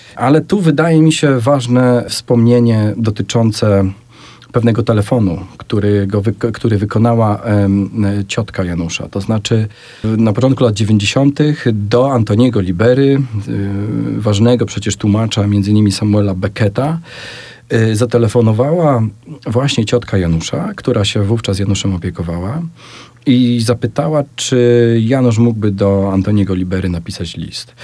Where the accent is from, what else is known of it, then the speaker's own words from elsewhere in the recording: Sanok, Subcarpathian Voivodeship, Poland; moved away; obaj pochodzimy z Sanoka i tam też się e, poznaliśmy i się spotkaliśmy